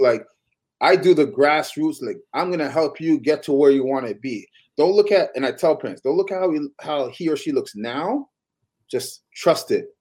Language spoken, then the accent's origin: English; Toronto, Ontario, Canada; I'm from I'm from Toronto